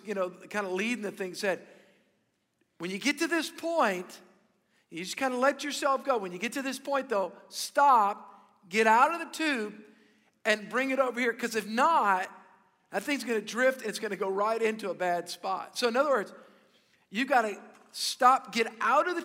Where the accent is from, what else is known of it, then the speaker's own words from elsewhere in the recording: South Louisiana, United States; I grew up here in South Louisiana